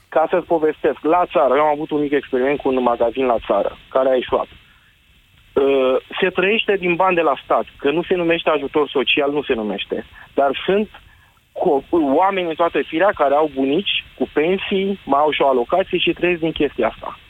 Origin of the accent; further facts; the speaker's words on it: Târgu Jiu, Gorj, Romania; eu sunt din Gorj, din Târgu Jiu